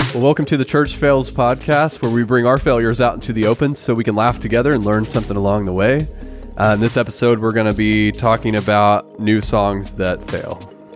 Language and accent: English; Oklahoma, United States; we're from Oklahoma